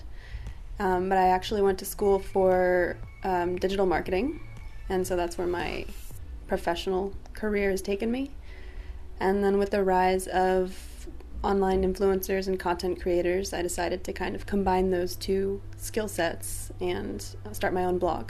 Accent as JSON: {"language": "English", "region": "South Florida", "country": "United States", "tie": "born or raised there", "said": "my mom, tried to get me into modeling a couple different times when I was a kid. But we're from South Florida"}